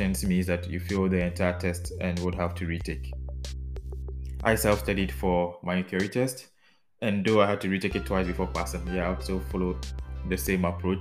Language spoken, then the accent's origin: English; Ghana; now in Netherlands; my home country of Ghana